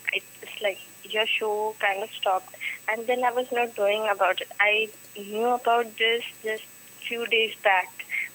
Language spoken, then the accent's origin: English; Mumbai, Maharashtra, India; I'm from Mumbai.